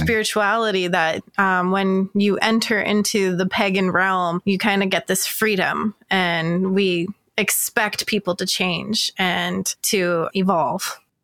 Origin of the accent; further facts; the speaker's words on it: North Georgia, United States; now in Phoenix, United States; I grew up in North Georgia